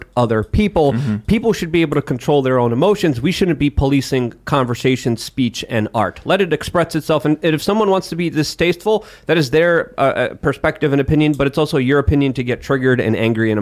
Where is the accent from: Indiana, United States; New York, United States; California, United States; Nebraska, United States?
New York, United States; New York City; I grew up in New York City. I grew up in Brooklyn.